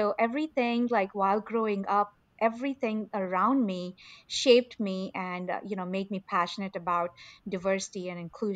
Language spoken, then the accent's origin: English; India; moved away; I grew up in India in a very conservative family